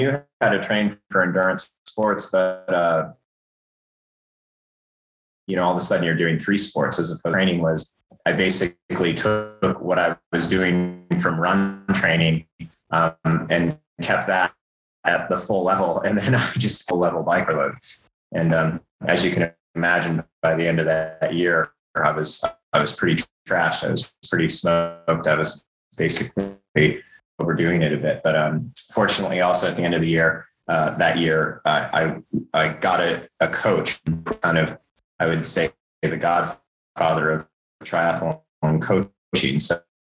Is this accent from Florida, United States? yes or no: no; Wyoming, United States; I grew up in Wyoming, in relatively rural Wyoming